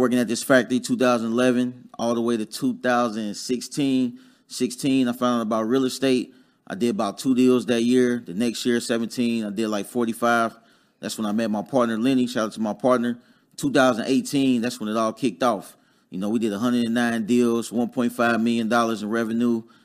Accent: Dayton, Ohio, United States; moved away as an adult; also born or lived in Huntsville, Alabama; I'm from Dayton, Ohio originally

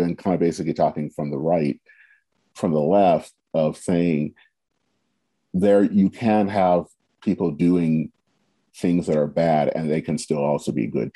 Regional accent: United States; We are Americans

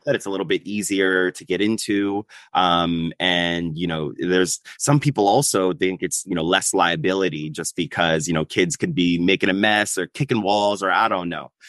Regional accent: New York, United States; as a New Yorker

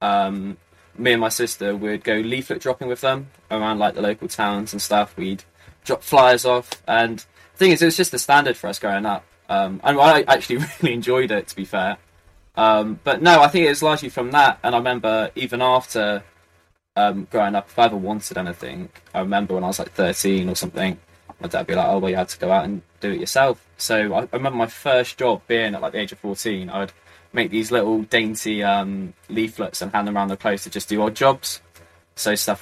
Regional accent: Beckington, South West England, United Kingdom; moved away; also born or lived in Frome, Somerset / Brighton; I was brought up in a tiny little town called Froome, in the middle of Somerset. Although I was pretty much brought up in an even smaller place called Beckington.

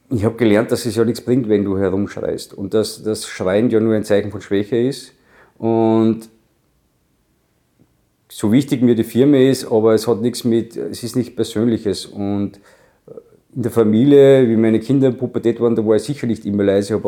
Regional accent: Obernberg am Inn, Upper Austria, Austria; Ich bin am Tennisplatz aufgewachsen, nicht in Gurten, in Obenberg am Inn, wo ich geboren bin.

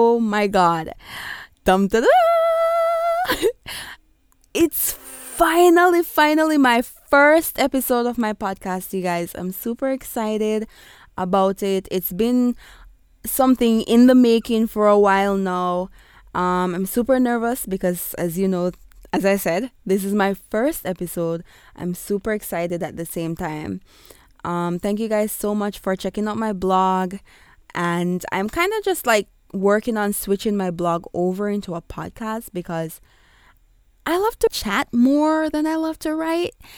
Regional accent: Kingston, Jamaica; accent: Kingstonian; I will be going with my Kingstonian accent at times

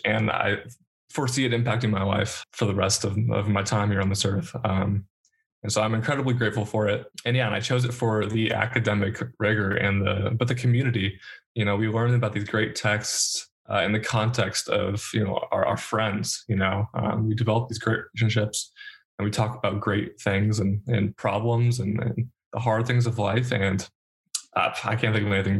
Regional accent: Seattle, Washington, United States; moved away; I'm from Seattle

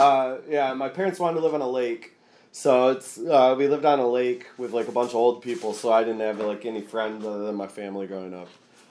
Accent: Delton, Michigan, United States; also born or lived in Kalamazoo, Michigan / Lansing, Michigan / Ypsilanti, Michigan; I grew up in Delton. Do you know where Delton is? It's like 20 miles outside of Kalamazoo, north.

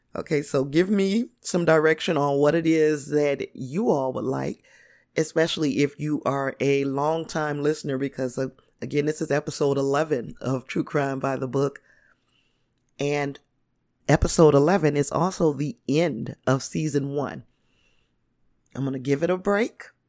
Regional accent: Indiana, United States; I'm from Indiana

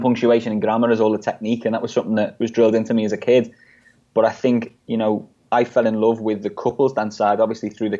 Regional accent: Liverpool, North West England, United Kingdom; growing up in Liverpool

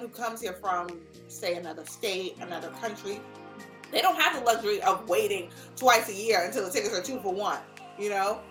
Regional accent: New York City, New York, United States; also born or lived in Los Angeles / Washington, D.C.; I am born and raised in New York.

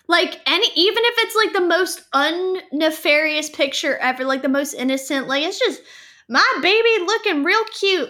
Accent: Fayetteville, North Carolina, United States; I was born in Fayetteville

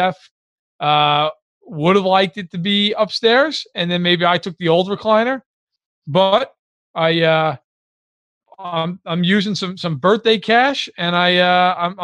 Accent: New York, United States; most of my life I've spent watching the games at home with my dad, you know, growing up in New York

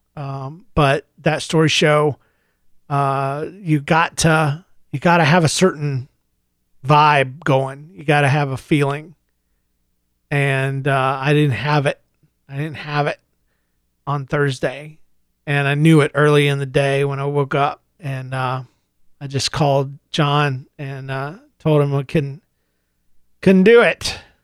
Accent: United States; now in Saint Louis, United States; being an American

